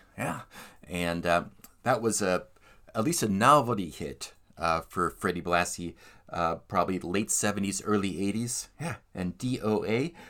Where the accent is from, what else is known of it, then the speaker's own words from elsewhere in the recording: Philadelphia, Pennsylvania, United States; Pennsylvania, my home state. But I never lived in Allentown because, well, you know, but it's on the same side of the state as Philadelphia, where I am from.